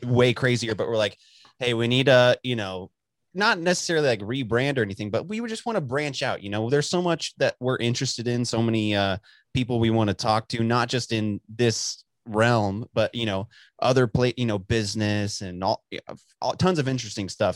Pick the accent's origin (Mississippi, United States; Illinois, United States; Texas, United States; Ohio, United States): Texas, United States; Dallas; also born or lived in Amarillo area; I'm born and raised in Texas my whole, like, lived here most of my life